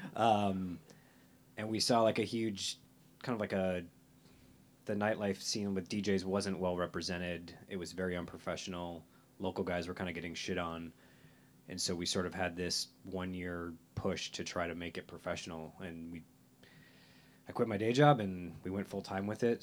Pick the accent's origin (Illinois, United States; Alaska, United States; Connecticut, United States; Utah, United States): Illinois, United States; Chicago; I'm from Chicago, northwest suburbs. Live in the city for the last 20 years